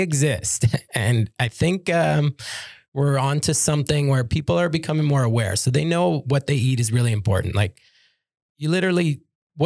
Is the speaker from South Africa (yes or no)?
no; Toronto, Ontario, Canada; I'm from Toronto